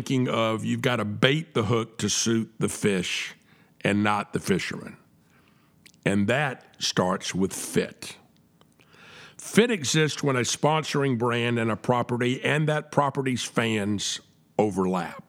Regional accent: the South, United States; I'm a Southerner, and we say Southerners are a little bit different than other people

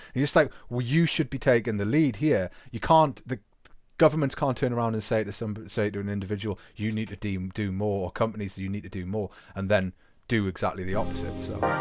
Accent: England, United Kingdom; to be English

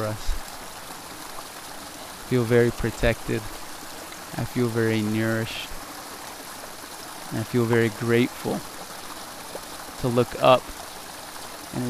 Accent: Tsleil-Waututh Nation, British Columbia, Canada; also born or lived in Williams Lake, British Columbia / Vancouver, British Columbia; I was very fortunate in growing up in the Tsleil-Waututh Nation

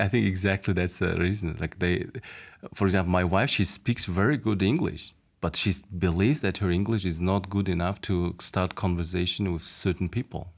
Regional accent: Mongolia; moved away as an adult; now in Slovakia

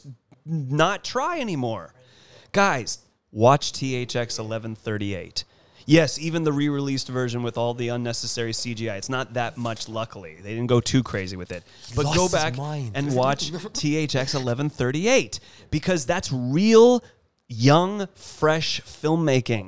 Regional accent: United States; now in Los Angeles, United States; my right as an American

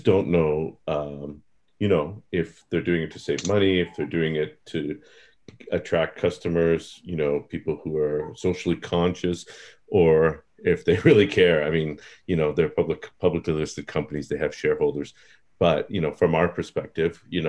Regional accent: Canada; I'm from Canada

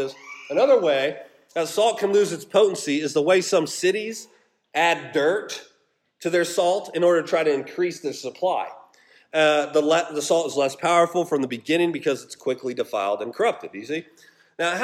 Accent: Colorado, United States; also born or lived in Alaska; now in Georgia, United States; I grew up in Colorado, and that Sila and I lived in Alaska for 3 years

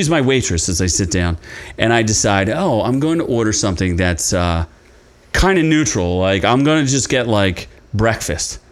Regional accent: Philadelphia, Pennsylvania, United States; I'm from like the Philadelphia area and grits are pretty common around there

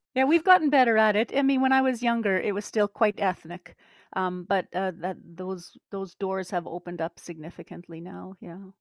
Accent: Winnipeg, Manitoba, Canada; i'm canadian from the center of the universe which would be manitoba winnipeg

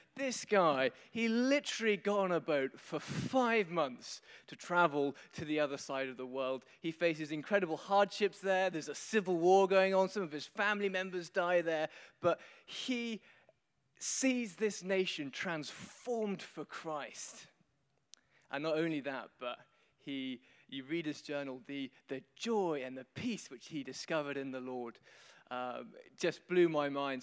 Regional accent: London, United Kingdom; accent: Queen's English; I'm from London, I speak the Queen's English

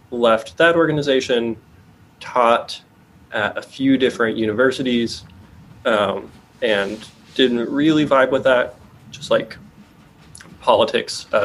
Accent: Austin, Texas, United States; Austin, Texas.

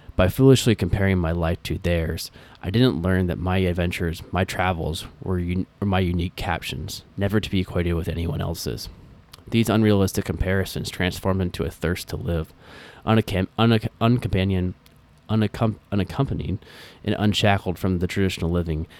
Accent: Des Moines, Iowa, United States; moved away; I was a kid growing up in Des Moines, Iowa

